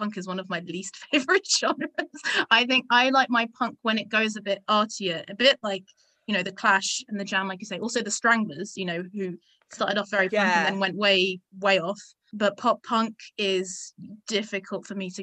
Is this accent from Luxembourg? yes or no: yes; Luxembourg; I grew up in Luxembourg